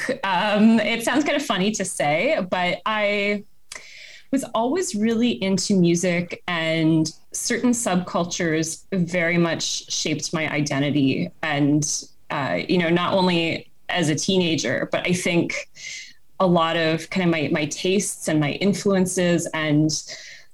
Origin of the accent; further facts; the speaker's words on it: Toronto, Ontario, Canada; I grew up in Toronto